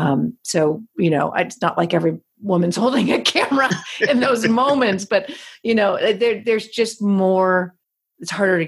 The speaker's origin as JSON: {"language": "English", "town": "Los Angeles", "region": "California", "country": "United States", "tie": "born or raised there", "said": "Oh, I mean, having been born and raised in Los Angeles, this isn't the first time we've had riots"}